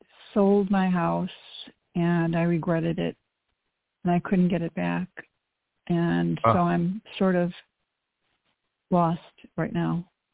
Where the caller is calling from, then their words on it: Chicago, Illinois, United States; Hi. I'm calling from Illinois, the Chicagoland area.